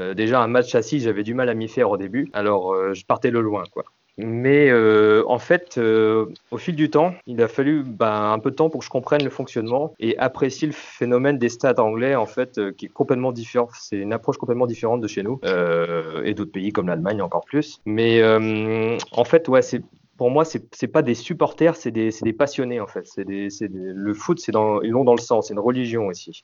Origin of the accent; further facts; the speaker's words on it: Guingamp, Brittany, France; moved away as an adult; also born or lived in South West England; now in England; je suis originaire de Guingamp